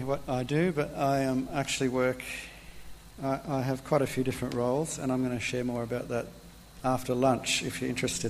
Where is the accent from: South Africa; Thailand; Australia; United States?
Australia; Warrnambool, Victoria; also born or lived in Niger; The near answer is that I'm from Warrnambool. So I've been living there for the last 6 years. That's about 3.5 hours from here.